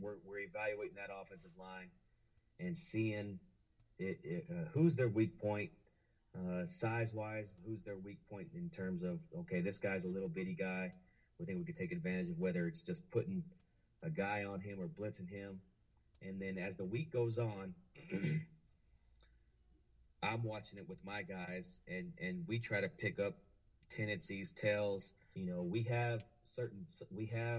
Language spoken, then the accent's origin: English; Lovington, New Mexico, United States; I'm originally from Lovington, New Mexico. It's a small oil town southeastern part of the state